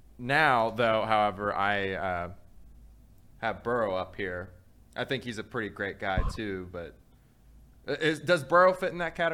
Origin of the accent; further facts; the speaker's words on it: Cincinnati, Ohio, United States; I'm from West Price Hill. Where do we fit in?